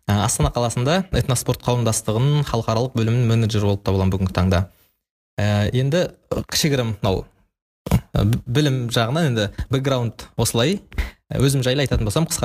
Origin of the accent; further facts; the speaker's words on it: Shymkent, Kazakhstan; moved away as an adult; now in Astana, Kazakhstan; шымкент қаласының тумасымын жасым 21-де қазір Ә, астана қаласында еуразия ұлттық университетінде халықаралық қатынастар факультетінің шығыстану мамандығын соның ішіндегі арабтану бөлімін тәмамдап ә, бітірдім